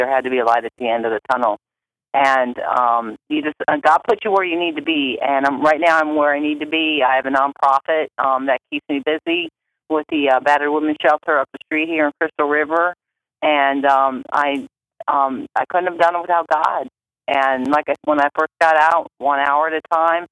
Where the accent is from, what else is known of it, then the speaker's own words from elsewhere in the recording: Akron, Ohio, United States; I'm from Akron, Ohio.